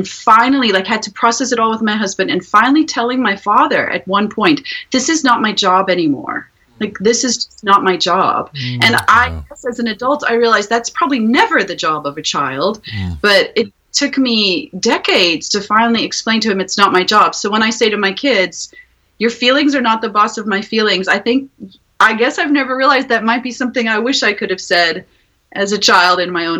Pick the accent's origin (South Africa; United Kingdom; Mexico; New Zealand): South Africa; moved away as an adult; also born or lived in Ukraine; I'm from South Africa originally, so if you hear an accent coming and going, that's where it's from.